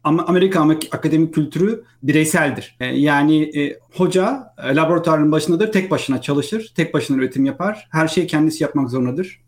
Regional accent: İzmir, Turkey; moved away as an adult; also born or lived in Istanbul, Turkey / Vancouver, Canada; Ben İzmirliyim aslında. 1980 İzmir doğumluyum

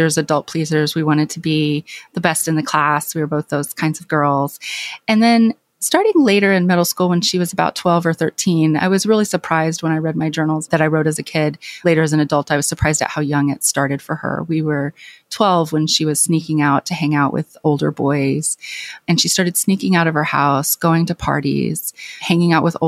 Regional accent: Clinton, Arkansas, United States; born or raised there; moved away

